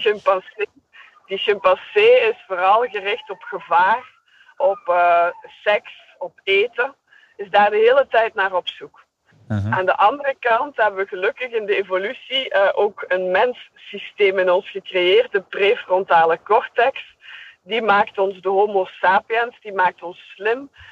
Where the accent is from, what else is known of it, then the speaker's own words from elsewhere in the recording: Belgium; accent: Belgian; ik ben een Belgische